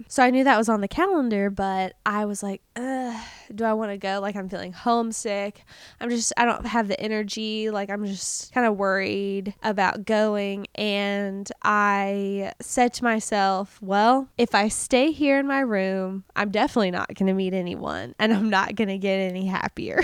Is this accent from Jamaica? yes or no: no; United States; I'm American